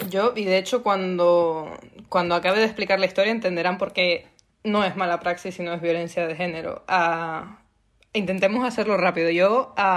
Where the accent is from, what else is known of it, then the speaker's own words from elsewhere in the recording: Canary Islands, Spain; soy canaria como Sole